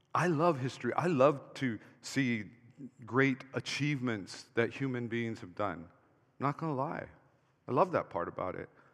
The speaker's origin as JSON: {"language": "English", "region": "Hawaii", "country": "United States", "tie": "born or raised there", "said": "when I grew up in Hawaii"}